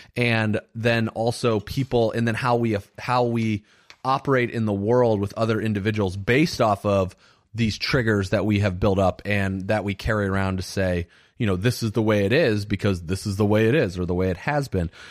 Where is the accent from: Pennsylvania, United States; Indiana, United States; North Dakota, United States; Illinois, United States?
Indiana, United States; I grew up in Indiana.